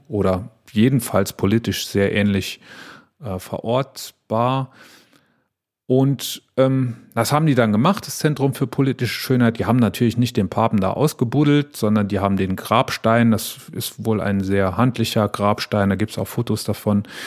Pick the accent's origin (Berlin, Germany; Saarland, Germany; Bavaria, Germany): Saarland, Germany; near Wallerfangen; in Wallerfangen, was im schönen Saarland ist, fast äh, an der Grenze zu Frankreich, äh, ganz, ganz nah da, wo ich aufgewachsen bin